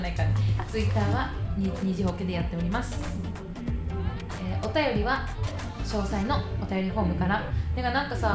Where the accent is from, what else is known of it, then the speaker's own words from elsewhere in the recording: Hokkaido, Japan; どさんこといたしましては